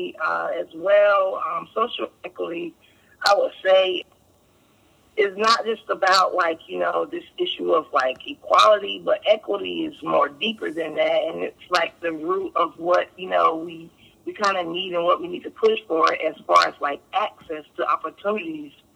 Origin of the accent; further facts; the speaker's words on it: Durham, North Carolina, United States; I'm from Durham, North Carolina. Grew up here in Durham, North Carolina